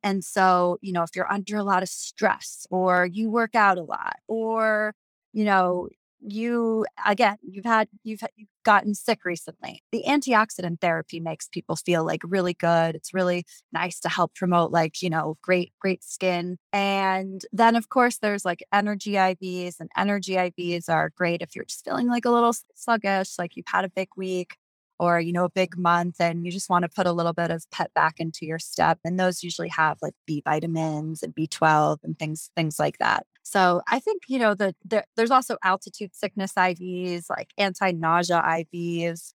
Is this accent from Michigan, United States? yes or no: no; New York City, New York, United States; moved away as an adult; also born or lived in Wisconsin; now in Jackson, United States; I was born and raised in New York City and just outside